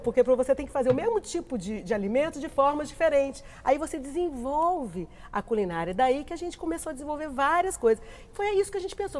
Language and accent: Portuguese; Minas Gerais, Brazil